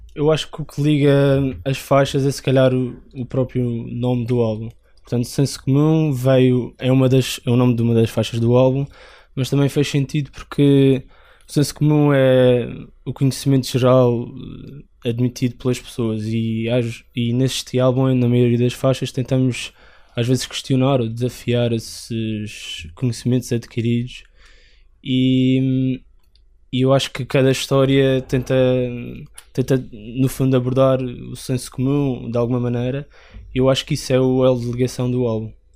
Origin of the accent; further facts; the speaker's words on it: Madeira, Portugal; moved away as an adult; now in Lisbon, Portugal; sou vocalista e guitarrista dos … e sou da Madeira e estou a estudar aqui em Lisboa